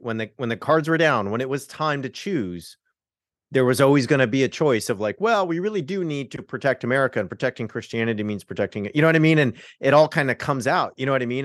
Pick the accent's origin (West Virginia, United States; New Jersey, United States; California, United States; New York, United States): California, United States; Southern; I'm from Southern California, so I converted at, like, a mega church